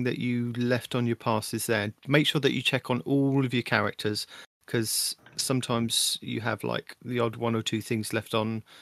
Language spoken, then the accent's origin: English; United Kingdom; I'm your British host